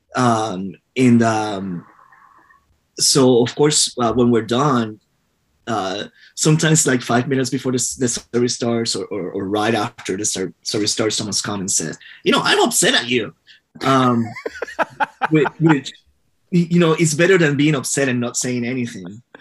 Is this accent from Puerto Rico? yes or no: yes; Puerto Rico; I was born and raised in Puerto Rico